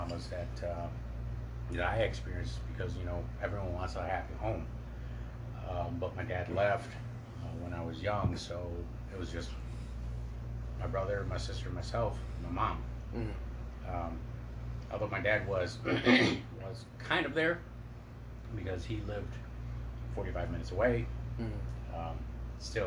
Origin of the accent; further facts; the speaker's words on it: Detroit, Michigan, United States; Grew up in Detroit